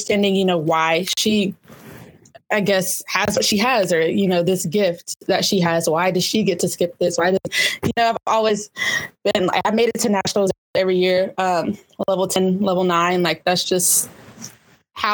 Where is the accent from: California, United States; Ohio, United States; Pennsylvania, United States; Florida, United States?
Florida, United States; Sarasota; moved away as an adult; also born or lived in Alabama; I grew up in Sarasota, Florida, Newtown